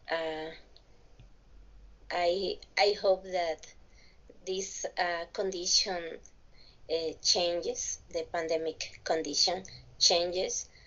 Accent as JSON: {"language": "English", "town": "Villahermosa", "region": "Tabasco", "country": "Mexico", "tie": "born or raised there", "second_language": "English", "said": "I was born in in a state of the Mexican Republic. I I'm from Tabasco, from Villahermosa"}